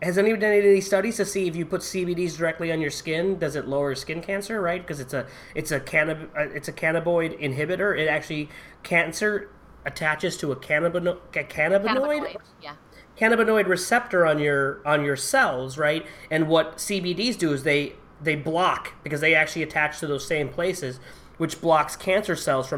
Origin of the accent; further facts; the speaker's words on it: Connecticut, United States; I'm from Connecticut. It's legal in Connecticut, sort of, but in Massachusetts, right?